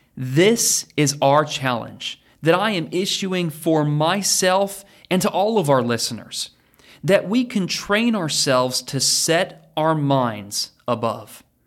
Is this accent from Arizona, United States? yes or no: no; Oregon, United States; moved away as an adult; also born or lived in Texas / Kentucky; now in Danville, Kentucky, United States; my childhood when I was growing up in Oregon.